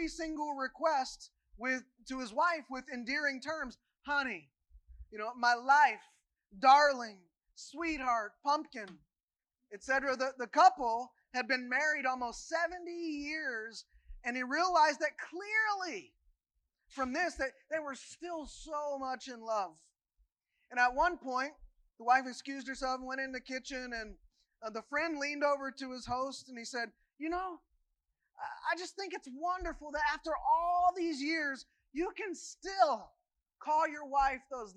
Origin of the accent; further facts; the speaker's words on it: Kentucky, United States; moved away as an adult; About 3 years ago, I not only said goodbye to my home state and the other things that go with that, I also said goodbye to my home denomination, the United Methodist Church